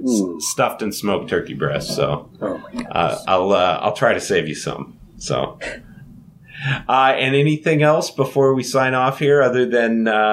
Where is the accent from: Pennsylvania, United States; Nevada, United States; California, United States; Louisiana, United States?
Louisiana, United States; as we call it growing up in Louisiana, pecan pie.